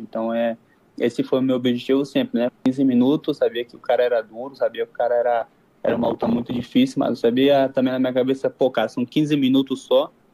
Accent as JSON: {"language": "Portuguese", "town": "Manaus", "region": "Amazonas", "country": "Brazil", "tie": "born or raised there", "moved": "as an adult", "lives_now": "Mexico", "said": "sou brasileiro, sou, sou natural de Manaus"}